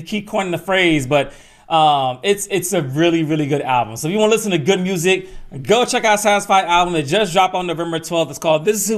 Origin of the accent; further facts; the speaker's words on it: Atlanta, Georgia, United States; my hometown of Atlanta, Georgia